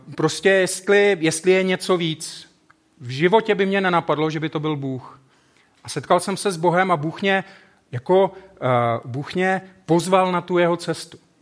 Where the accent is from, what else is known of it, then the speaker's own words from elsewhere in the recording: South Moravian Region, Czechia; also born or lived in Brno; now in Ostrava, Czech Republic; Já jsem vyrůstal kousek na Jižní Moravě.